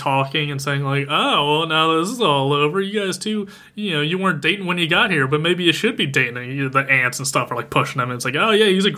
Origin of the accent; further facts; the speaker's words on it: Philadelphia, Pennsylvania, United States; Me and … are from around Philly